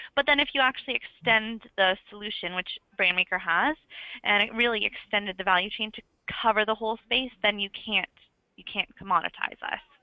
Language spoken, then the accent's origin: English; Canada; now in London, United Kingdom; I am Canadian, but I'm currently in London